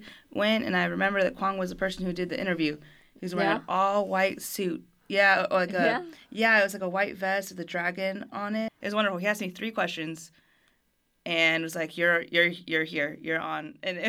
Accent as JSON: {"language": "English", "town": "Fort Worth", "region": "Texas", "country": "United States", "tie": "born or raised there", "also_born_or_lived": "Germany", "said": "And I'm a military brat, so I grew up overseas in Germany for almost a decade and then came back to Fort Worth and to States."}